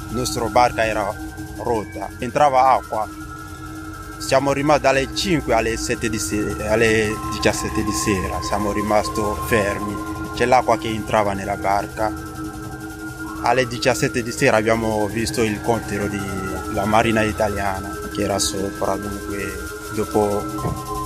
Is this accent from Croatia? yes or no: no; Côte d’Ivoire; Italian is a second language; moved away as an adult; also born or lived in Libya; now in Lunigiana, Italy; vengo dalla Costa d'Avorio, ho 25 anni.